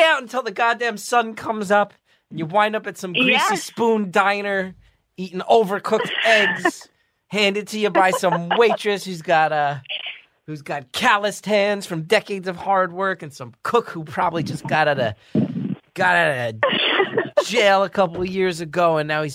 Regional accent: Northeast, United States; I grew up in the Northeast.

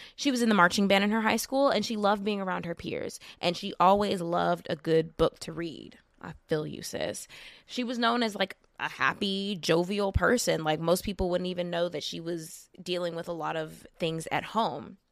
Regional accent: Lake Village, Arkansas, United States; I'm from Lake Village, which is, like, down the street from Pine Bluff

